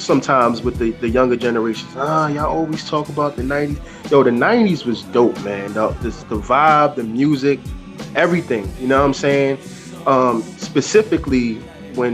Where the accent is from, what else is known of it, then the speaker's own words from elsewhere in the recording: New York City, New York, United States; originally I'm from Staten Island, New York